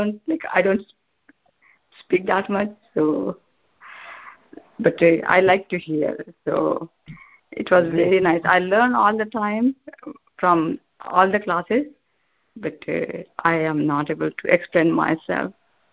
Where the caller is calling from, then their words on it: Pennsylvania, United States; Pennsylvania, Prabhuji.